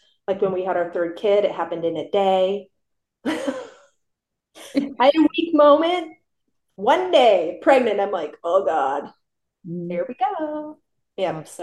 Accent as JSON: {"language": "English", "region": "South Dakota", "country": "United States", "tie": "born or raised there", "also_born_or_lived": "Kansas City", "moved": "yes", "lives_now": "Scottsdale, United States", "said": "I grew up in South Dakota."}